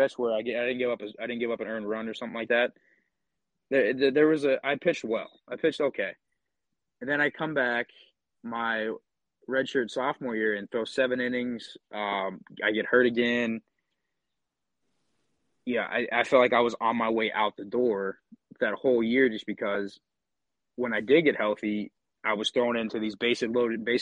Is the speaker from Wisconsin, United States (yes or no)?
no; Pennsylvania, United States; being in my home state